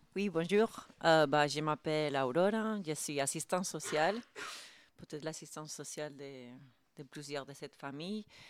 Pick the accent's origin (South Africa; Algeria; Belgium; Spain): Spain; French is a second language; now in France; je suis espagnole. Donc moi aussi, j'ai émigré